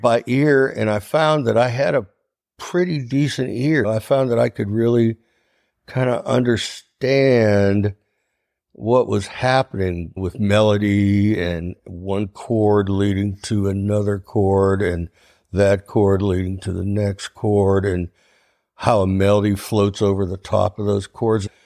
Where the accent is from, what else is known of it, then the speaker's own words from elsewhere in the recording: Ohio, United States; I'm from Ohio